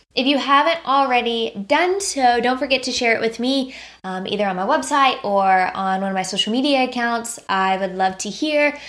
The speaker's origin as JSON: {"language": "English", "country": "United States", "said": "as an American"}